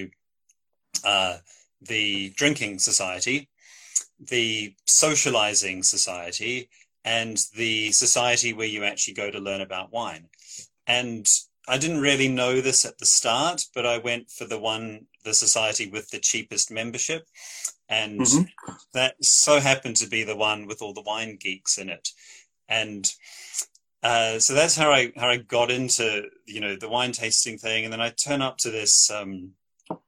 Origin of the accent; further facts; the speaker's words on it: Christchurch, Canterbury, New Zealand; moved away as an adult; now in United Kingdom; I am a New Zealander. Grew up in Christchurch, New Zealand, in the South Island there. Moved to the UK just over 10 years ago for graduate studies.